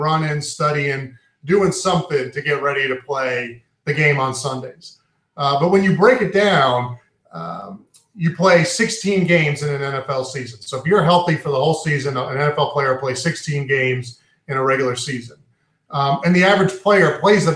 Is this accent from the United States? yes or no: yes; New York, United States; also born or lived in Maine; now in Central Maine, United States; I'm from New York originally. My family's from New York.